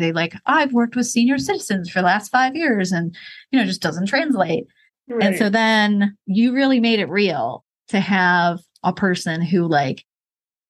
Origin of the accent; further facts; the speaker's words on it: Rochester, New York, United States; moved away as an adult; also born or lived in Maryland / Baltimore; now in Charlotte, United States; Rochester, New York, where I grew up.